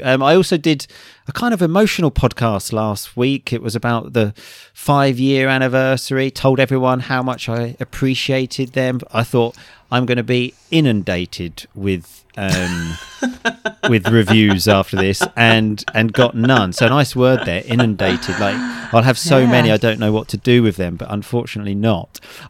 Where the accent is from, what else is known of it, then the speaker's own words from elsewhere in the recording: England, United Kingdom; because I do find them a bit strange being an English man.